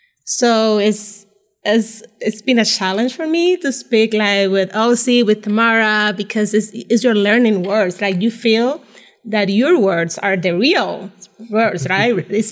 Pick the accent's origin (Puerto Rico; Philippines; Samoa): Puerto Rico; San Juan; moved away as an adult; now in United States; I was born and raised in Puerto Rico.